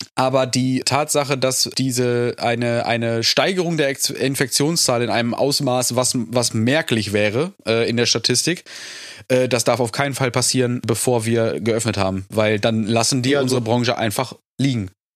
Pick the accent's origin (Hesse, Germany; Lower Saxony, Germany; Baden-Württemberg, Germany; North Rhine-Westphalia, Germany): North Rhine-Westphalia, Germany; bei uns in NRW